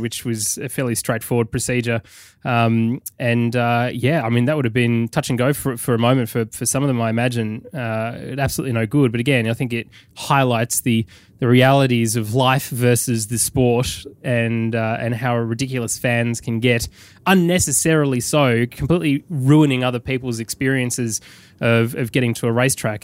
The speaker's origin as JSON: {"language": "English", "country": "United Kingdom"}